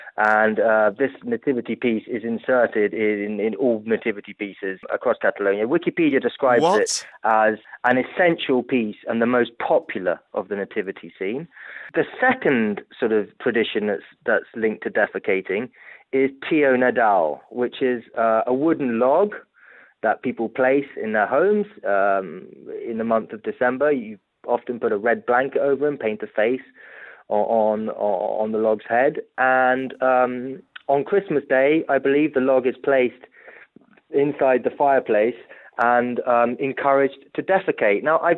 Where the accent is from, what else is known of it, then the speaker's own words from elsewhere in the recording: Italy; I grew up in Italy, and my parents, being British, you know, tried to tell me the best they could about Santa Claus.